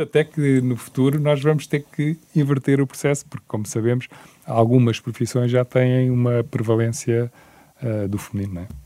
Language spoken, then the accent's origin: Portuguese; Portugal; mas como português